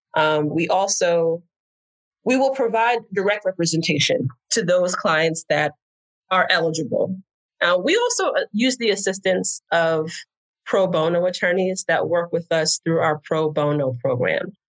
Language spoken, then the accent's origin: English; New Jersey, United States; moved away as an adult; also born or lived in New York City; now in Houston, United States; originally, I'm from New Jersey